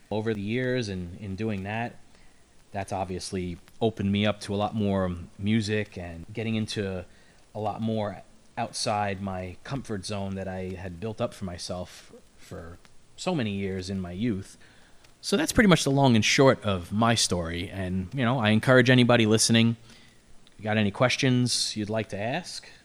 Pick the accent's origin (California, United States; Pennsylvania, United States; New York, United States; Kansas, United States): New York, United States; New York City; I'm from Brooklyn